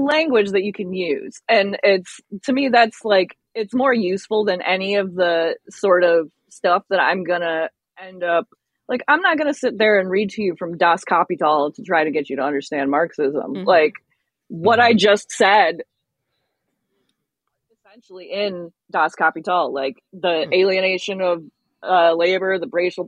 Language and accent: English; United States; being African American, but not a descendant of slaves